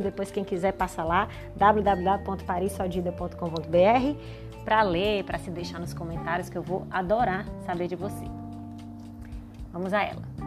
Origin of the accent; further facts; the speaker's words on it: Ceará, Brazil; accent: cearense; sou cearense, pelo sotaque você vai reconhecer